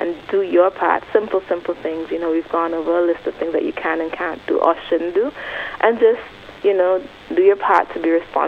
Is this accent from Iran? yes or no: no; Antigua & Barbuda; growing up in Antigua